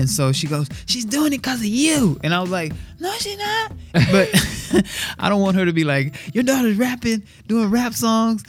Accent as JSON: {"language": "English", "region": "Texas", "country": "United States", "said": "I'm from Texas"}